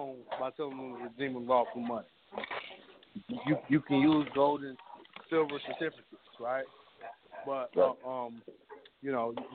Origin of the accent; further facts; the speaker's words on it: Kansas City, Kansas, United States; I'm not from the Missouri side. I'm from the Kansas side.